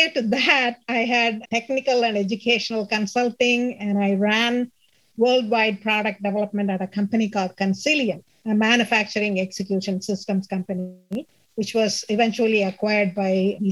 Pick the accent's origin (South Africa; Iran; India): India; first language Tamil; English is a second language; moved away as an adult; my alumni association, trying to make it better for our engineering college back in India